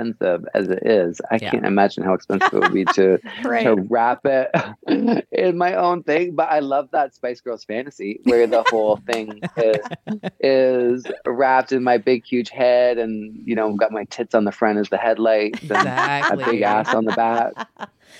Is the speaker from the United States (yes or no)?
no; Canada; I'm from Canada, so we have, you know, pretty limited amount of large cities